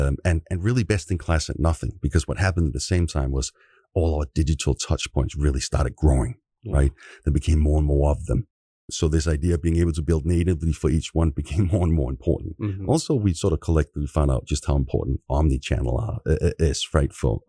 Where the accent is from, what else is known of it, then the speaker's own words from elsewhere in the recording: Copenhagen, Capital Region of Denmark, Denmark; now in San Francisco, United States; I should say we're both from Copenhagen, Denmark, as way of intro here. I do live in San Francisco, both of us do.